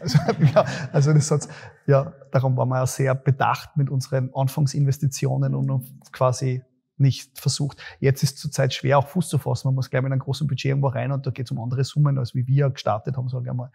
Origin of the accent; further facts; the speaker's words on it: Graz, Styria, Austria; Bei uns in Graz